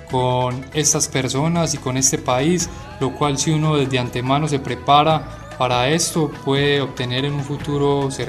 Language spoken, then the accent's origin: Spanish; Colombia; moved away as an adult; also born or lived in Medellín; now in Beijing, China; eh, yo soy colombiano y actualmente estudio en la Universidad de Lengua y Cultura de Beijing.